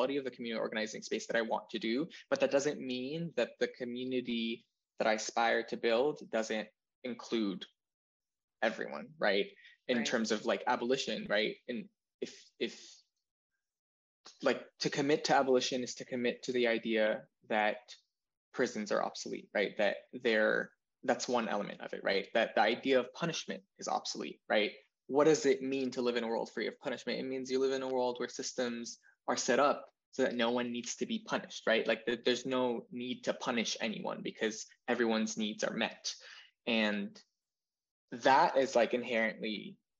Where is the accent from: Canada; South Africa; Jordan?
Jordan; moved away as an adult; now in Texas, United States; So I'm from Jordan. I said that at the start, but I was born and raised there. And I came to this empire when I was 18.